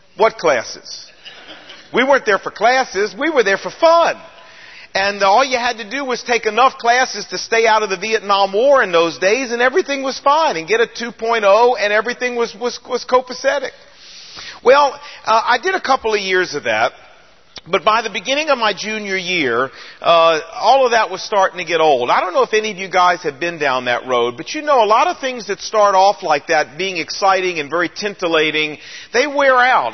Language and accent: English; Portsmouth, Virginia, United States; I was born and raised in Portsmouth, Virginia